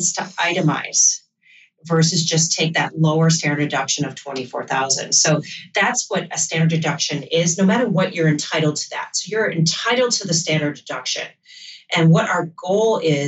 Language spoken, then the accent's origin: English; Michigan, United States; now in New York City, United States; I'm from Michigan, where this doesn't hit as hard. Where I grew up, I think my parents' real estate taxes might have been, you know, $4,000 a year. We lived out in the country